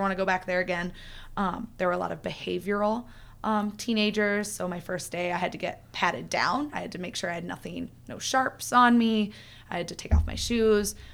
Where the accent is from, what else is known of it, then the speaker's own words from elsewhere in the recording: Iowa, United States; I'm from Iowa, so small town